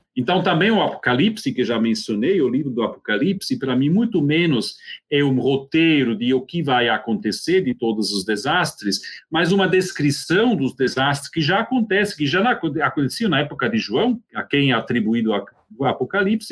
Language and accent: Portuguese; Switzerland; moved away; also born or lived in Brazil; sou suíço e, entre mentes, também brasileiro